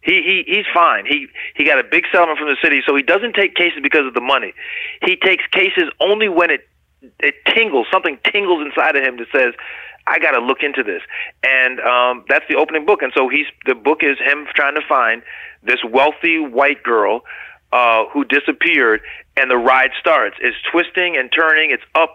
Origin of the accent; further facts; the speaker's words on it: United States; So as a physician, as an American, as a lover of human life, this has been a really, really tough time for me to see what has happened.